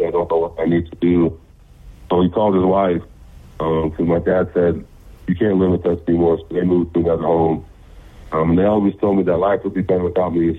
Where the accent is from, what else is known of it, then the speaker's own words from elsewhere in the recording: the Bay Area, California, United States; moved away; also born or lived in Utah; I'm originally from California, the Bay Area. My family moved to Utah um, so we settled down there